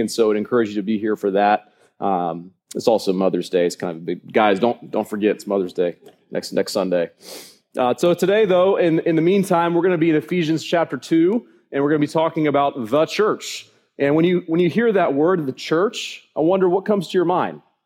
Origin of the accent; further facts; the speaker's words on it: United States; I'm an American citizen.